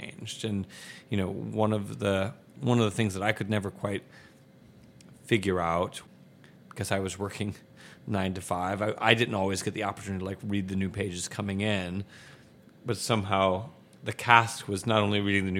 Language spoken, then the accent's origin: English; Michigan, United States; now in Chicago, United States; I grew up in Michigan